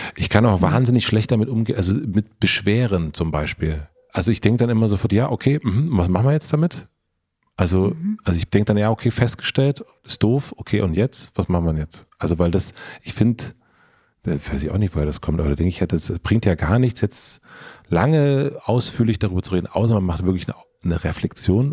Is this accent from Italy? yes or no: no; southern Brandenburg, Germany; aus Südbrandenburg